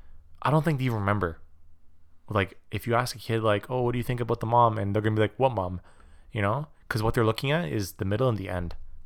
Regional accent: Quebec, Canada; I'm French. I'm from Quebec.

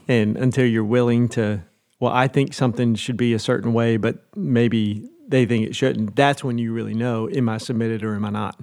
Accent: Nashville, Tennessee, United States; moved away as an adult; also born or lived in Sulphur Springs, Texas; now in Cincinnati, United States; I'm from Nashville, Tennessee originally.

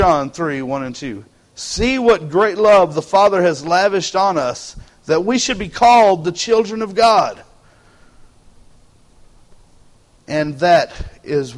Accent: Texas, United States; Texans, we got that Texan pride

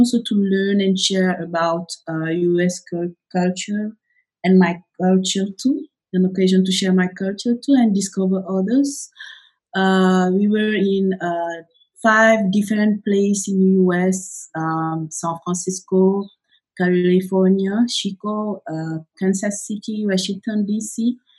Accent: Senegal; I was born in Senegal in 1995, and I grew up here in Senegal.

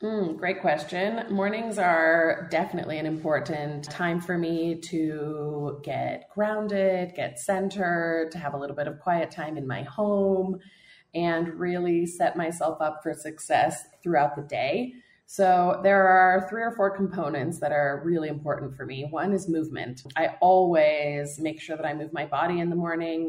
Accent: United States; moved away as an adult; also born or lived in Warsaw, Poland; I moved to Poland when I was 18. I'm American born, but I'm half Polish

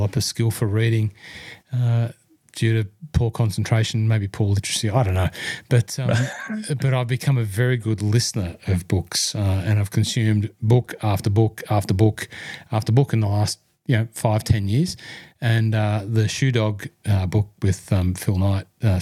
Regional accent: Hunter Valley, New South Wales, Australia; I was from the Hunter Valley

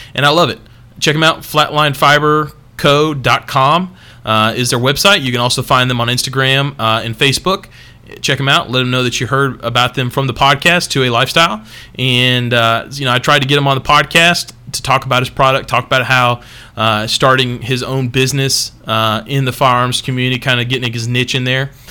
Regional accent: United States; also born or lived in Alabama; Texas, my fucking home state.

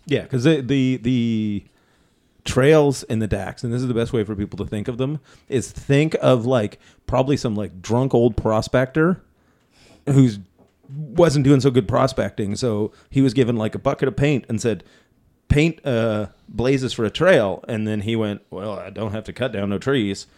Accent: Ontario, Canada; we're from Ontario, we don't get any snow accumulation

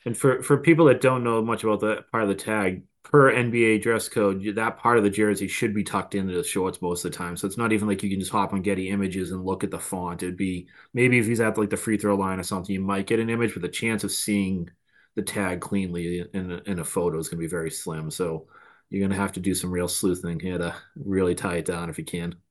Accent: Boston, Massachusetts, United States; accent: Boston; my Bad Boston accent

